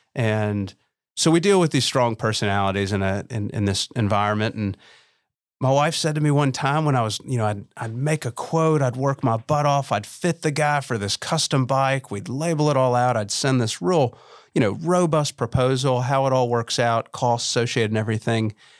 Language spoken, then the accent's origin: English; Memphis, Tennessee, United States; when I was seven growing up in Memphis, Tennessee.